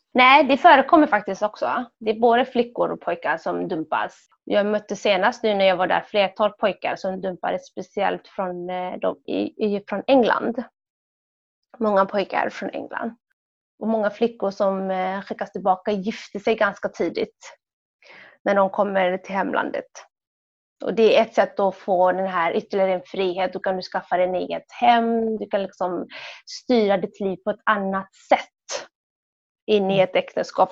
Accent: Sweden; also born or lived in Somalia; som barn i Sverige

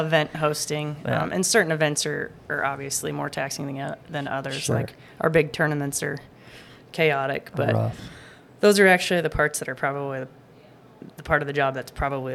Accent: Riggins, Idaho, United States; also born or lived in California / Boise / Payette; we bought a business in Riggins, the hardware store that was there in Riggins. And so grew up working in a hardware store, graduated high school up there

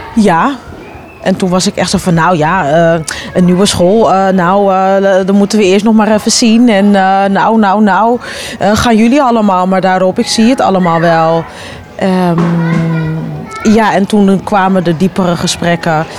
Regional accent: Amsterdam, North Holland, Netherlands; ik ben opgegroeid in Amsterdam-Noord.

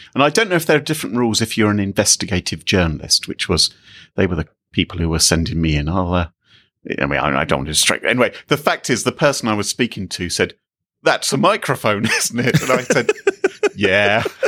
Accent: United Kingdom; I'm British

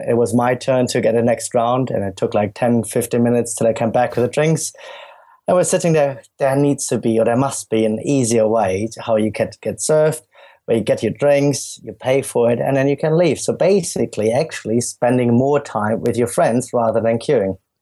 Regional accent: Germany; accent: German; moved away as an adult; also born or lived in London; as you can hear from my accent, I'm, I'm German

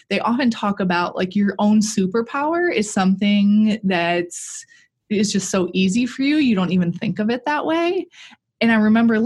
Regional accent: Milwaukee, Wisconsin, United States; I am from the Milwaukee area, born and raised here

